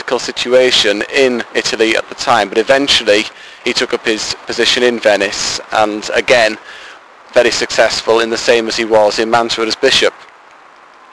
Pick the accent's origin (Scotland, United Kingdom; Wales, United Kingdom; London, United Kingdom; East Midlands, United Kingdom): Wales, United Kingdom; Diocese of Wrexham, North; I am 23 and from the Roman Catholic Diocese of Wrexham in North Wales